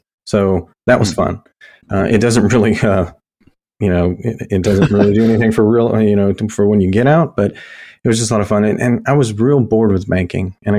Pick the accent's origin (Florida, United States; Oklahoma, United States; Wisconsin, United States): Florida, United States; Orlando; moved away as an adult; now in Alabama, United States; I grew up in Florida in Orlando, so I got to deal with all the Disney stuff, but also the beach